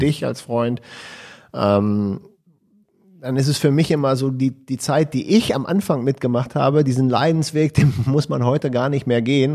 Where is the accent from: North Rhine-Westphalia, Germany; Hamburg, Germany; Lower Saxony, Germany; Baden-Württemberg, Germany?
Lower Saxony, Germany; Hanover; als Hannoveraner